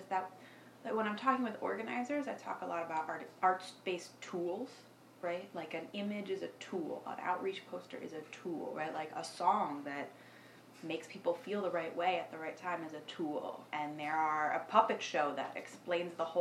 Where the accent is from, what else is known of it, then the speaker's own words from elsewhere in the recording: New York City, New York, United States; I live in New York City, born and raised in New York City